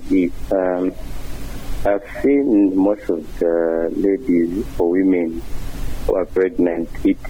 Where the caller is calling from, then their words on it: Mazabuka, Southern Province, Zambia; Mr. … calling you from within Mazabuka.